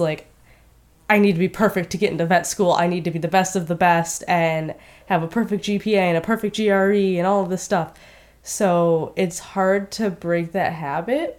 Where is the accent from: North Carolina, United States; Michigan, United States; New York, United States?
Michigan, United States; Westland; moved away as an adult; also born or lived in Marietta, Ohio; I am from Westland, Michigan, which is right around Detroit